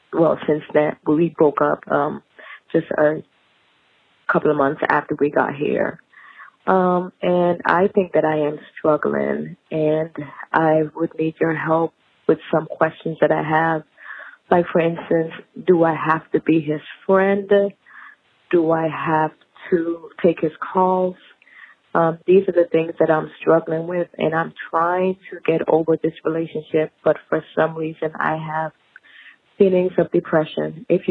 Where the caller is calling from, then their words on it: Huntsville, Alabama, United States; also born or lived in Virginia; This is …, and I'm calling from Huntsville, Alabama. I am 47 years old, and I am calling because I was in a relationship and came over to Huntsville, Alabama, with my then fiance, moved from Virginia